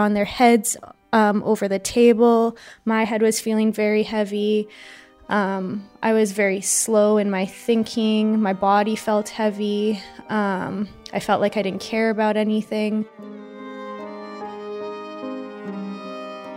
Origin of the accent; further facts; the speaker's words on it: Winnipeg, Manitoba, Canada; I'm 26 years old, and I'm from Winnipeg, Manitoba, in Canada.